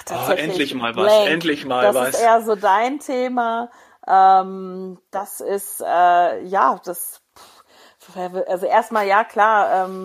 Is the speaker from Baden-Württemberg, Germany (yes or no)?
no; Hesse, Germany; Nein, ich bin kein Hesse mehr, nicht mehr